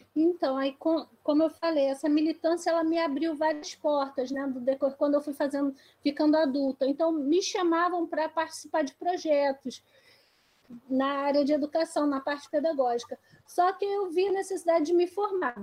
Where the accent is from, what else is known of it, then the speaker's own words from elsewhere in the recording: Baixada Fluminense, Rio de Janeiro, Brazil; also born or lived in Esperança, Paraíba / Lagoa do Mato, Paraíba; Eu nasci em Esperança, Paraíba, mas eu cresci em Lagoa do Mato, então não nasci em aldeia, mas eu faço parte do Cariri, né, da, de Esperança, minha avó, minha bisa, minha mãe. E hoje eu cresci lá, mas vim para o Rio de Janeiro. Né? Então, vim para o Rio de Janeiro com quase oito anos é, e fiquei aqui na Baixada Fluminense